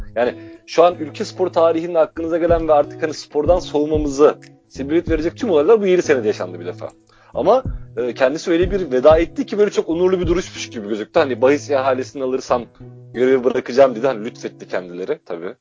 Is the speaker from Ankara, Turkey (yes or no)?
no; Trabzon, Turkey; Yani biliyorsun Trabzonluyum en nihayetinde.